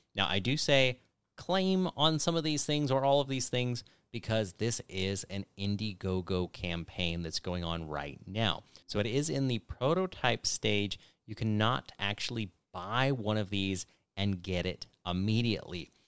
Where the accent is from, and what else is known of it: California, United States; born or raised there